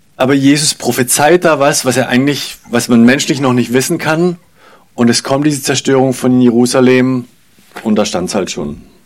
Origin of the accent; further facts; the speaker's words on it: Germany; wir, glaube ich, als Deutsche